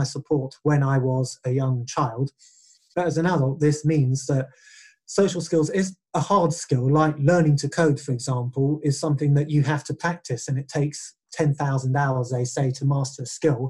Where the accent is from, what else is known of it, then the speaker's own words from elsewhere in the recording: England, United Kingdom; first language English; I am English. I can speak it and write it fluently.